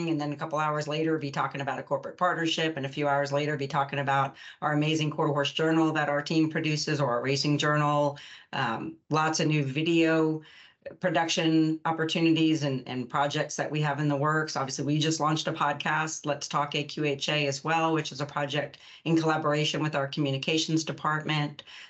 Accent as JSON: {"language": "English", "area": "Long Island", "region": "New York", "country": "United States", "tie": "born or raised there", "also_born_or_lived": "Texas", "moved": "as an adult", "said": "I grew up on Long Island, New York"}